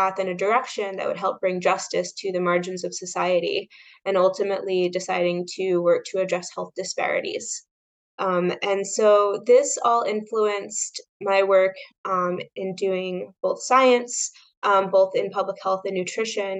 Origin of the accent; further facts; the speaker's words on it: New York, United States; also born or lived in Westchester County, New York / Orange County, New York; I grew up in New York, right outside of New York City. I was in Westchester County until middle school. Then my parents moved up to Orange County